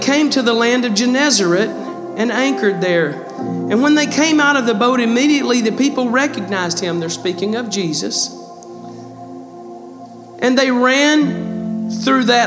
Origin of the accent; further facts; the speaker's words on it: Texas, United States; accent: country; I'm Texan. And all I knew how to speak was, I guess, country